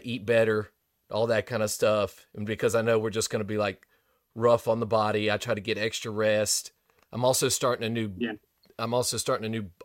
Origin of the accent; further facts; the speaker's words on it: Gulf Shores, Alabama, United States; my hometown